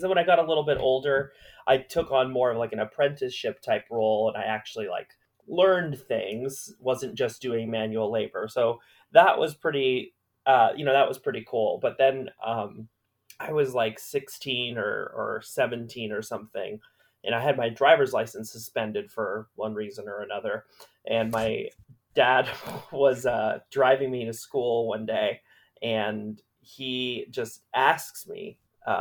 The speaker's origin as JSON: {"language": "English", "area": "Orange County", "region": "California", "country": "United States", "tie": "born or raised there", "also_born_or_lived": "Queens, New York", "moved": "as an adult", "said": "I grew up in Orange County predominantly"}